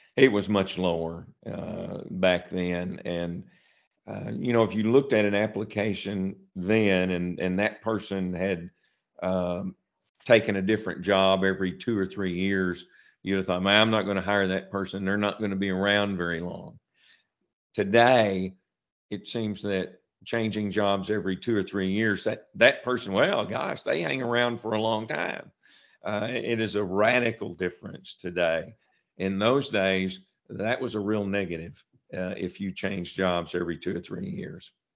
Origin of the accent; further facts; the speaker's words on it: Piggott, Arkansas, United States; I had been working at a, a grocery store in my hometown of Piggott